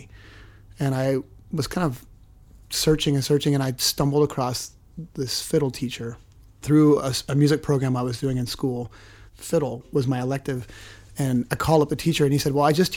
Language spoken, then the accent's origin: English; Orcas Island, Washington, United States; also born or lived in Oregon; growing up on Orcas Island in Washington, pretty small community